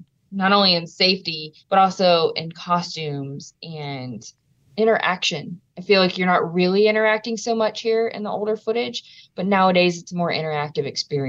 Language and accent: English; Louisiana, United States; footage of my home state